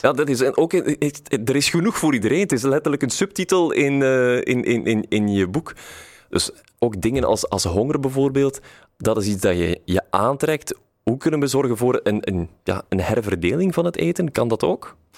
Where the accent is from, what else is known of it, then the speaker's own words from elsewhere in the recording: Brussels, Brussels-Capital Region, Belgium; wij als Brusselaar